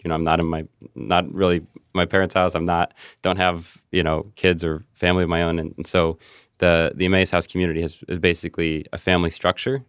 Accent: Cincinnati, Ohio, United States; moved away as an adult; also born or lived in Saint Louis / Kansas City; I grew up in Cincinnati

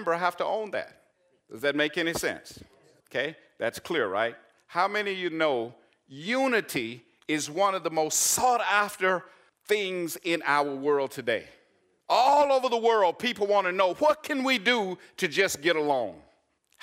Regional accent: Arkansas, United States; I'm from Arkansas

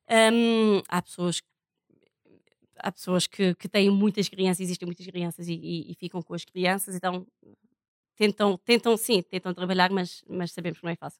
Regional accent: Portugal; now in Roraima, Brazil; sou portuguesa

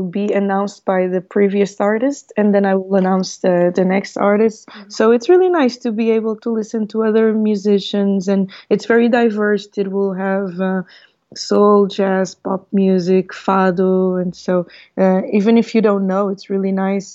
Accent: Portugal; also born or lived in Mozambique; now in Lisbon, Portugal; I was born in Mozambique in 1981. So I'm 38 years old now, and I came to Portugal with my parents when I was 6 years old, and I've been here ever since.

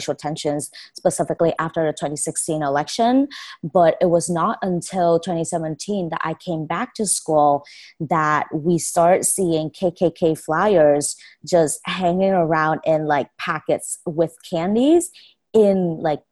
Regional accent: Vietnam; moved away as an adult; now in United States; I was born and raised in Vietnam for 18 years. I only recently came to the States in 2014

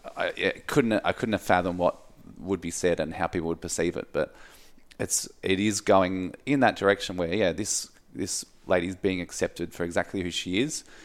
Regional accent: Mount Martha, Victoria, Australia; growing up where I grew up in Mount Martha

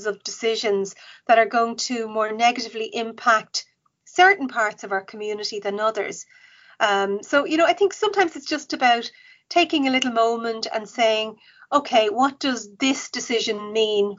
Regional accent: Dublin, Leinster, Ireland; I grew up in Cabra

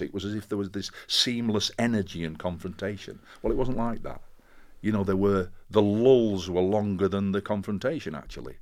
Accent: Castleford, Yorkshire and the Humber, United Kingdom; moved away as an adult; also born or lived in Sheffield / Birmingham; I came from Castleford, which is a mining town, and it seemed to be part of my D N A.

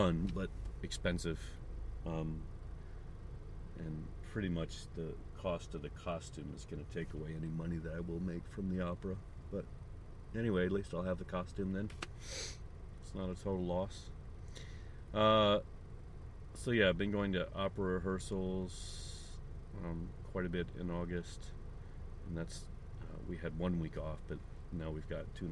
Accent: St. Charles, Missouri, United States; now in Japan; my hometown of St. Charles, Missouri

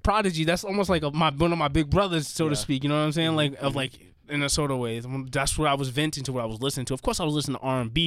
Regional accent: New York City, New York, United States; also born or lived in Corona and East Elmhurst, Queens; when I was growing up in Jamaica, Queens

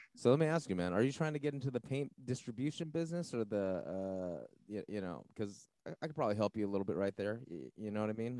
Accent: San Gabriel Valley, LA County, California, United States; I'm LA County, man. I'm SGV

